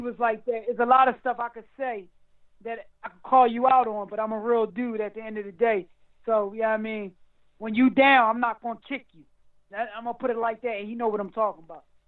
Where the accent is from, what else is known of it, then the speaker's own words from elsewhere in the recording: Philadelphia, Pennsylvania, United States; I'm from Philly.